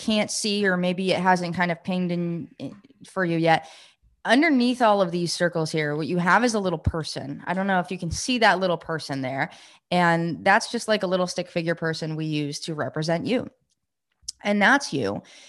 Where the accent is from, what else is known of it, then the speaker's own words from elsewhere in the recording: New York, United States; I grew up in New York, and we had, you had a lot of like lakes and ponds and stuff, but we used to swim in lakes, and we grew up in a lake community, my family.